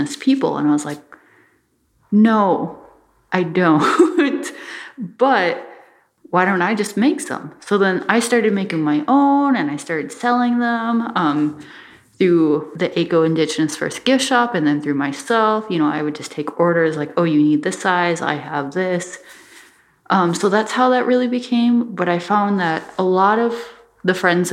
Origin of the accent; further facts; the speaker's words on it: Bois Forte Band of Ojibwe, Minnesota, United States; now in Duluth, United States; I'm from the Boy Sport Band of Ojibwe, and I'm I'm an Ojibwe two-spirit creative artist living in Duluth, Minnesota